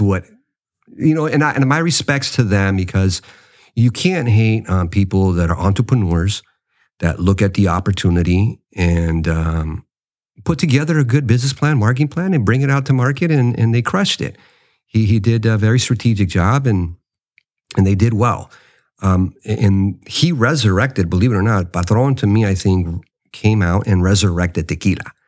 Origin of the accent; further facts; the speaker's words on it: United States; I'm a Mexican American. Yes, I was born in the States. I love my country, the United States, but you know, my, my roots is rooted to Mexico